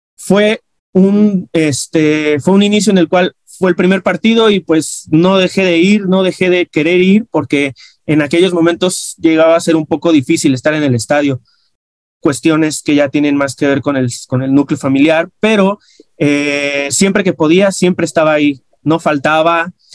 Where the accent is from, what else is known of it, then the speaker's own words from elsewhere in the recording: Mexico City, Mexico; Yo soy del centro de la Ciudad de México